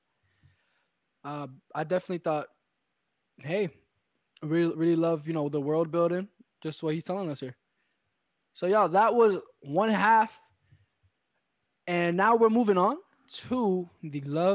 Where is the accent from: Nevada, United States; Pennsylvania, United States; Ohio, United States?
Pennsylvania, United States; Philadelphia; I'm from West Philly